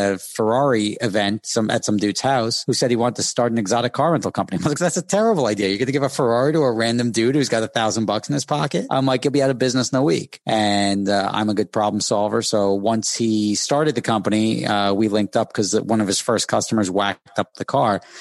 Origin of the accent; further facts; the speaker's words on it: Dumont, New Jersey, United States; also born or lived in Hackensack, New Jersey; I was born in Hackensack Hospital, grew up in Dumont, New Jersey